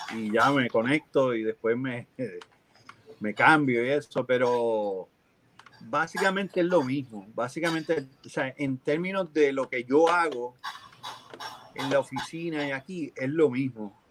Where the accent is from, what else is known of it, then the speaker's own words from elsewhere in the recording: Puerto Rico; moved away; yo que soy boricua